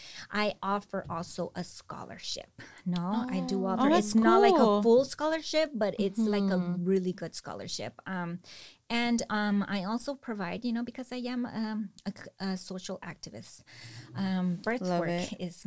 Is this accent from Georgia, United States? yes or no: no; Salinas, California, United States; And then for Salinas, I grew up here in Salinas and I know the hardships of living here.